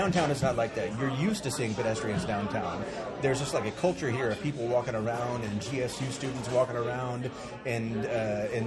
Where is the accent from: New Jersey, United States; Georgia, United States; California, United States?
Georgia, United States; Marietta; also born or lived in Midtown, Atlanta; now in Atlanta, United States; I grew up in Marietta